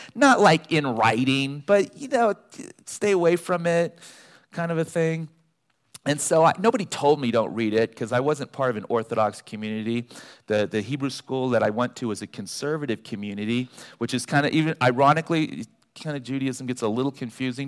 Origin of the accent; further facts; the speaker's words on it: Los Angeles, California, United States; also born or lived in Davis, California; being from Los Angeles, I was born and raised in the San Fernando Valley